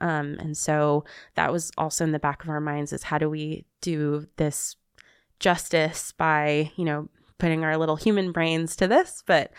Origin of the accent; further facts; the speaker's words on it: California, United States; accent: Southern California; trying not to speak in my Southern California accent